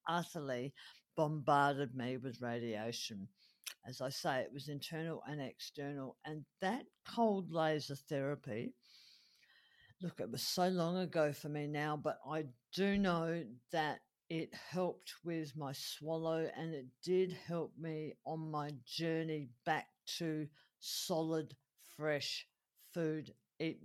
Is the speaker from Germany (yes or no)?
no; Adelaide, South Australia, Australia; my hometown here of Adelaide